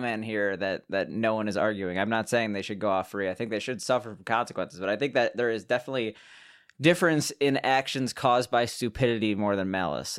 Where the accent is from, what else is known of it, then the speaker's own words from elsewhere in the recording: Chicago, Illinois, United States; we're both from Chicago